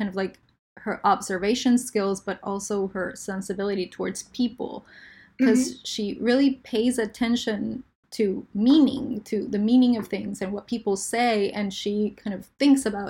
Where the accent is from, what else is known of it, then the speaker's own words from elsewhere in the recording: Santa Cruz de la Sierra, Santa Cruz, Bolivia; English is a second language; moved away as an adult; also born or lived in Israel / California; now in United States; I was born in Israel and grew up in the tropics of Santa Cruz, Bolivia